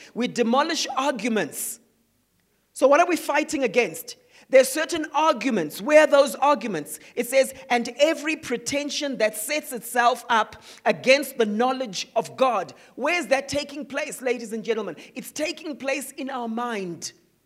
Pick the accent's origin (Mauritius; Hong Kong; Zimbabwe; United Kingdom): Zimbabwe; Growing up in Zimbabwe.